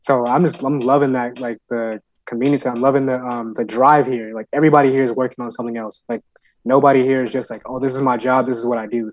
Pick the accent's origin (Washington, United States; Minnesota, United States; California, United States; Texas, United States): California, United States; Southern; moved away as an adult; also born or lived in Irvine, Newport Beach area; now in New York, United States; I'm from Southern California